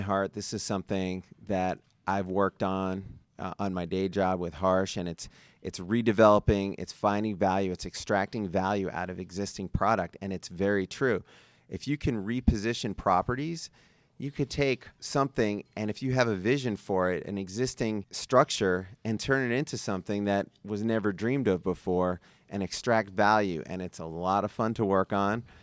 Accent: New York City, New York, United States; now in Las Vegas, United States; I'm from Brooklyn

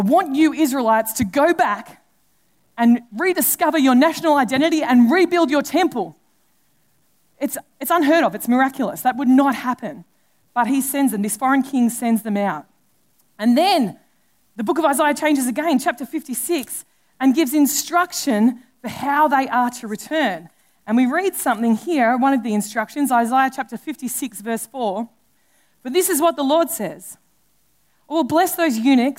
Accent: Australia; being an Australian

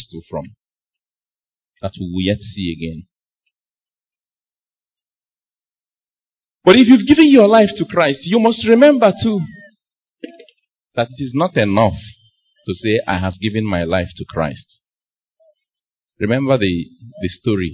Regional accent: Nnewi, Anambra, Nigeria; When she realized that I was from Newi

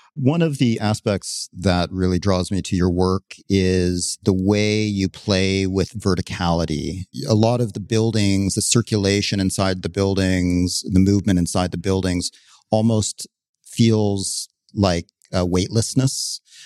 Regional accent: Canada; moved away as an adult; now in Los Angeles, United States; I grew up in a very beautiful, natural place in Canada, and then I moved to Los Angeles when I was about eighteen.

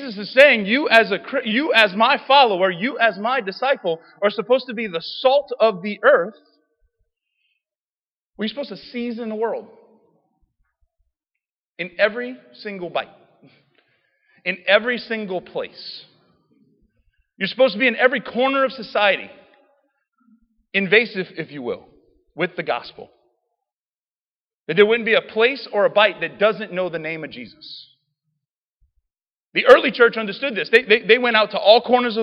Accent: Cajun, Louisiana, United States; I'm a Cajun

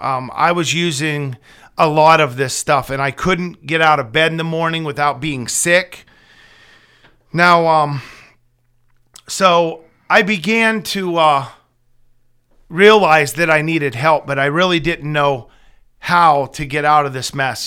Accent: Brockway, Pennsylvania, United States; I'm 41 years old. I grew up in Brockway, Pennsylvania, graduated in 1999.

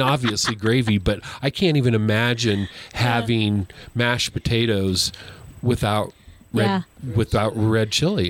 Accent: New Mexico, United States; I grew up in New Mexico. Our families are blended.

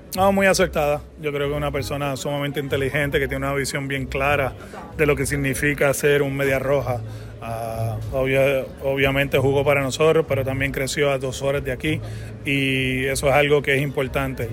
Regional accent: Puerto Rico; soy puertorriqueño, lo digo con mucho orgullo

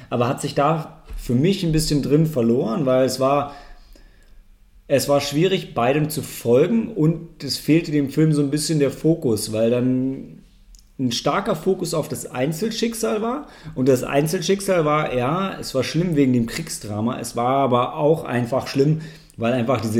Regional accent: Germany; wie wir es ja als Deutsche jetzt auch sagen und benennen dürfen

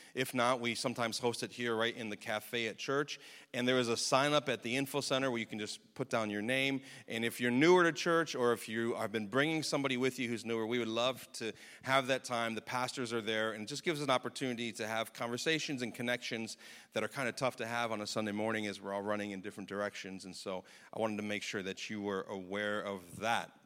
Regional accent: United States; as American citizens

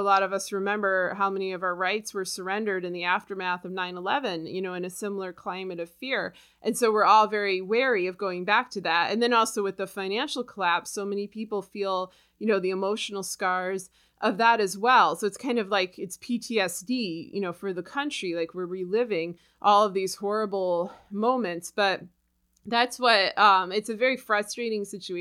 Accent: United States; I'm an American

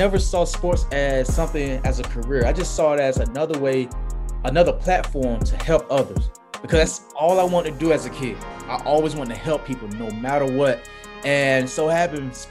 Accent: Tallahassee, Florida, United States; moved away as an adult; also born or lived in Baltimore / Minnesota / Buffalo; now in Tampa, United States; I'm born and raised in Tallahassee, Florida

